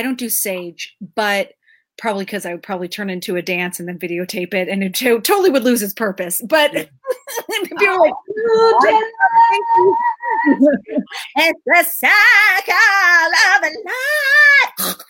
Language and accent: English; United States; born there; So I was born in the United States.